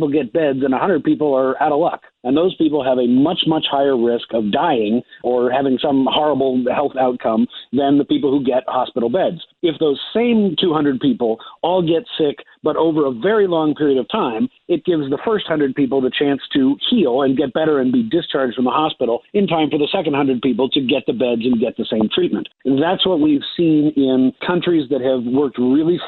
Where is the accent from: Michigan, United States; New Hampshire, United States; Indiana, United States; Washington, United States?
Washington, United States; Seattle; my hometown of Seattle